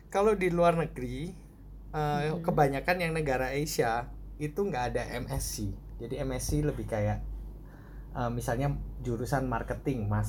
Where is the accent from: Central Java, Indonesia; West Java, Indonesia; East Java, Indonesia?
East Java, Indonesia; Surabaya; moved away as an adult; uh, saya dari SMA eh dari SD sorry di Surabaya.